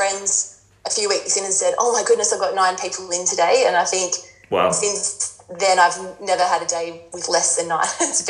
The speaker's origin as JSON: {"language": "English", "town": "Melbourne", "region": "Victoria", "country": "Australia", "tie": "born or raised there", "moved": "as an adult", "lives_now": "Western Australia, Australia", "said": "I was born in Melbourne and grew up in Melbourne. My whole life was in Melbourne."}